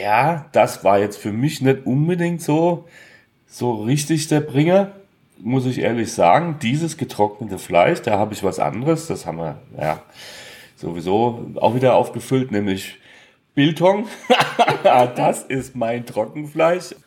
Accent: Hesse, Germany; ich bin Hesse

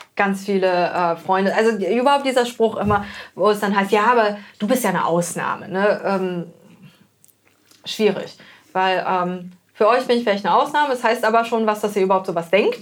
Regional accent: Germany; ich bin in Deutschland geboren, auf, aufgewachsen

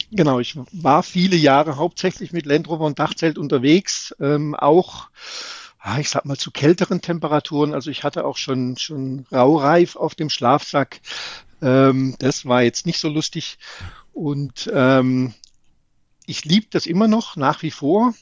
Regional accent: Baden-Baden, Baden-Württemberg, Germany; ich komme aus Baden-Baden

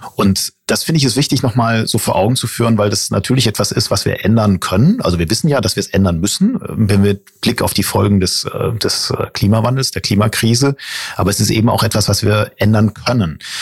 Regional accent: North Rhine-Westphalia, Germany; ich bin nämlich groß geworden am Niederrhein

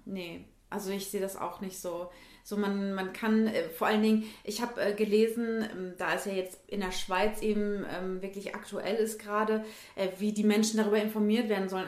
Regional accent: Germany; bei uns in Deutschland

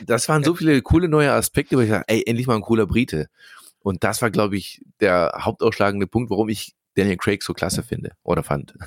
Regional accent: Swabia, Baden-Württemberg, Germany; ich bin tatsächlich hier geboren, hier aufgewachsen im Schwabenland

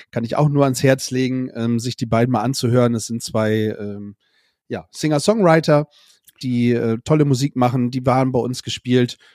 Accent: Bremen, Germany; Ja, weil als Bremer wird man da nicht so ganz immer 100% akzeptiert.

